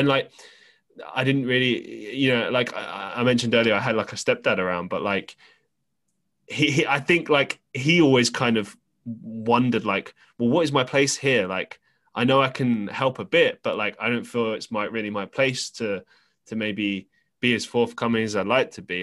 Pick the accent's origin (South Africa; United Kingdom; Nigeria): United Kingdom; London; we grew up in London